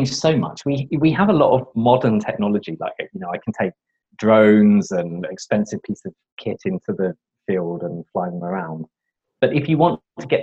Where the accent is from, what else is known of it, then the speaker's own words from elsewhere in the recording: London, United Kingdom; I grew up in London in the UK.